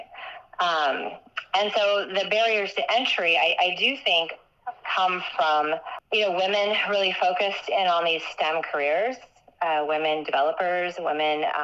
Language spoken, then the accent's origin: English; Midwest, United States; I grew up in the Midwest